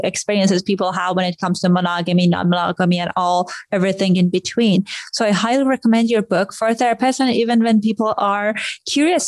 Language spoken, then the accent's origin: English; Iran; moved away; I grew up in Iran